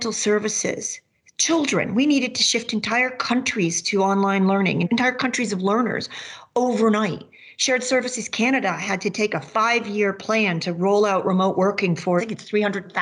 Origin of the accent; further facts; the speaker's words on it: Massachusetts, United States; now in Maine, United States; where I grew up in Massachusetts